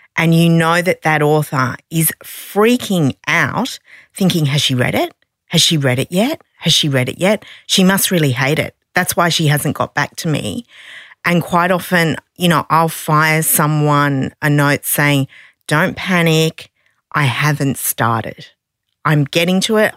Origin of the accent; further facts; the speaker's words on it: Sydney, New South Wales, Australia; I'm from Sydney